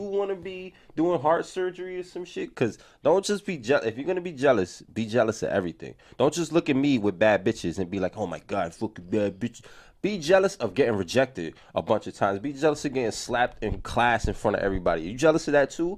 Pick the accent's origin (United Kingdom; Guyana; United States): United States; New York City, New York; growing up in the Bronx